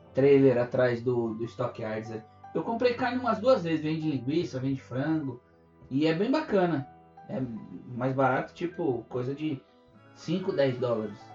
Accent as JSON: {"language": "Portuguese", "town": "Atibaia", "region": "São Paulo", "country": "Brazil", "moved": "as an adult", "lives_now": "Canada", "said": "eu sou de Atibaia, que também é interior de São Paulo"}